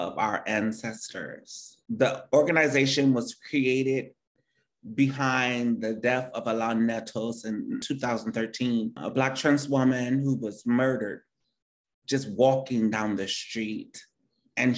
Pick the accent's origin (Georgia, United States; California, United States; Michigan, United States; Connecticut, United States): Michigan, United States; Detroit; born or raised there